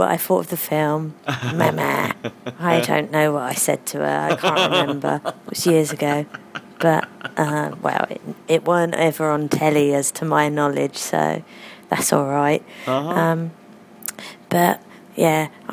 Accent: London, United Kingdom; I have half Irishness, even though I was born and brought up in London.

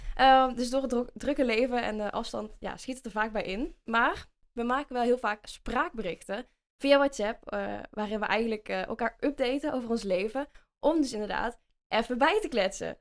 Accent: Vinkel, North Brabant, Netherlands; accent: Brabants; ik kom uit, ja, uit Vinkel, dat is een dorpje bij Den Bosch, dus ik ben een echte Brabander, dus misschien hoor je dat ook wel aan mij

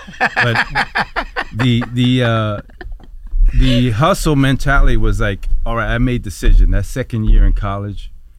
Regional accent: New Jersey, United States; I'm from Jersey

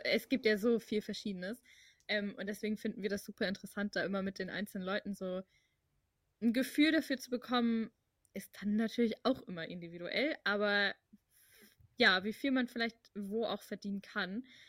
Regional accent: Hamburg, Germany; also ich komme aus Hamburg, ich bin auch hier geboren und mhm. ich bin natürlich Hamburgerin

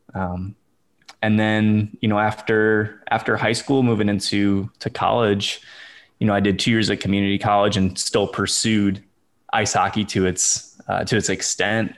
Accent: St. Louis, Missouri, United States; moved away as an adult; now in Houston, United States; I grew up in Saint Louis, Missouri

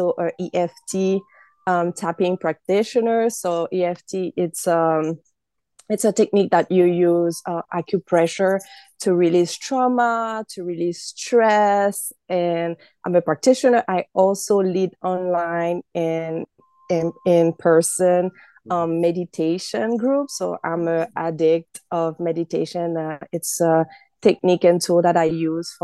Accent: Haiti; now in Massachusetts, United States; I live right now in the United States in Massachusetts, but I grew up in Haiti

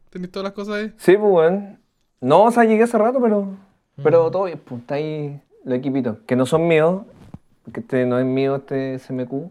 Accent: Antofagasta, Chile; moved away as an adult; also born or lived in Vallenar; now in Santiago, Chile; No, nací en Vallenar. Me crié en Antofas.

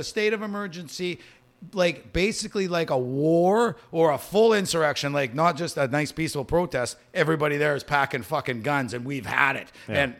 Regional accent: Saskatchewan, Canada; Yeah, I'm from Saskatchewan. Yeah, I used to work throwing hay bales all day long for 20 years of my life.

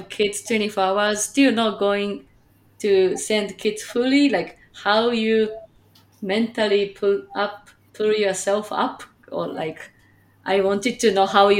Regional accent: Japan; also born or lived in Chicagoland, Illinois, United States; now in Chicago, United States; I'm from Japan, but currently live in Chicagoland, Illinois, USA.

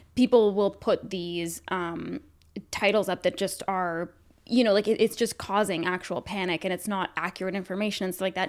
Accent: Canada; being Canadian

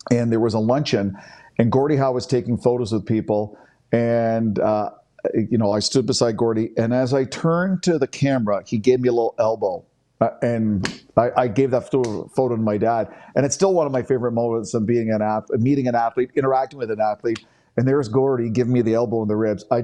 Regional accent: Canada; that's why it's top five individual sporting moment as a Canadian sports fan that I've ever witnessed.

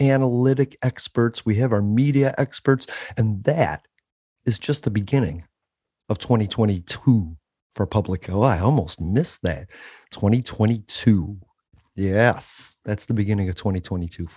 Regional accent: Florida, United States; born or raised there

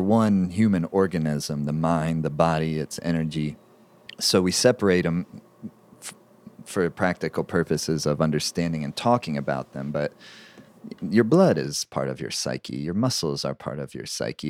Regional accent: Southeastern United States, United States; I was growing up in the Southeastern United States

